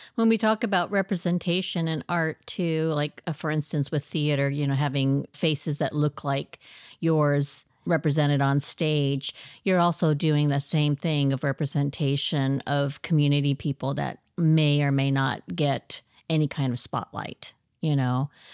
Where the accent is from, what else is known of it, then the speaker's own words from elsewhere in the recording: Oregon, United States; I grew up in Oregon from the age of ten.